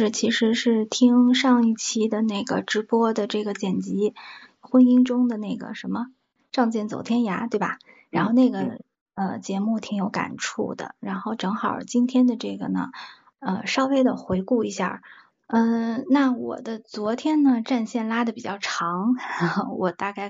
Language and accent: Chinese; Taiyuan, Shanxi, China; moved away as an adult; now in Shanghai, China; 我是山西太原人，嗯， {S0} 嗯 {S12} 因为我我我人在上海，就是我在南方吧，很久了，我从十八岁离开家，呃，到现在我在呃南方生活的这个时间吧，比在呃家乡生活的时间还要长